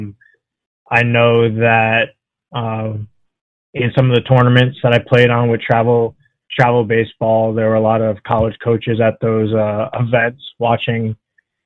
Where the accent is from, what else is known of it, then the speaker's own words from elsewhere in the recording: Long Island, New York, United States; I grew up on Long Island in New York